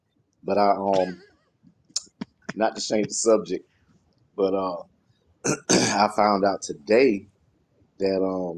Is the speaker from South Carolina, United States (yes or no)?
yes; South Carolina, United States; now in North Carolina, United States; I stay in North Carolina, but I'm from South Carolina.